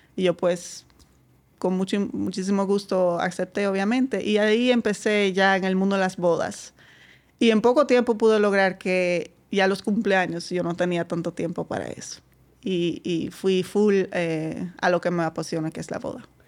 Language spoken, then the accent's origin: Spanish; Netherlands; Spanish is a second language; moved away as an adult; now in Dominican Republic; bastante lejos de mi pueblo. Eh, lejos en Holanda son dos horas.